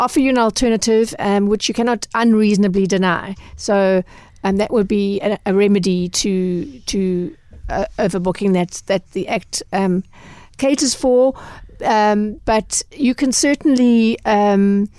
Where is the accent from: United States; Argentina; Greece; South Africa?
South Africa; us as South African consumers